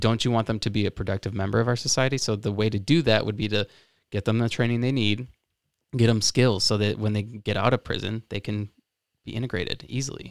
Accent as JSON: {"language": "English", "region": "Florida", "country": "United States", "moved": "yes", "said": "I'm from Florida"}